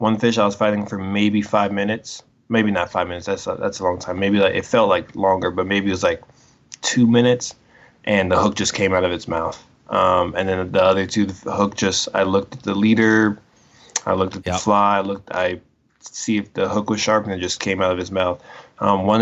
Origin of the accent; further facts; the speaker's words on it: Colorado, United States; I was born and raised in Colorado